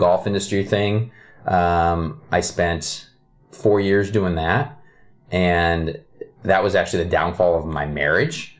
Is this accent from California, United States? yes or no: no; Kirkland, Redmond area, Washington, United States; also born or lived in Ohio; I still live like five miles from where I grew up